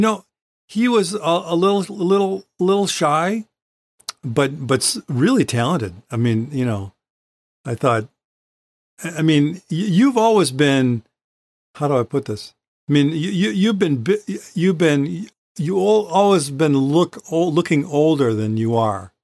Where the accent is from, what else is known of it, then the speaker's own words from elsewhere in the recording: Battle Creek, Michigan, United States; also born or lived in St. Joseph, Michigan; I was born in Saint Joe, which is over, you know, on the lake. And then, um, our, our family moved to Battle Creek when I was, I think, about five